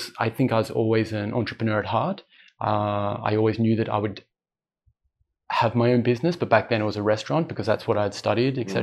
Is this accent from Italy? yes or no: no; Australia; moved away as an adult; also born or lived in Europe; now in Dubai, United Arab Emirates; I'm Australian.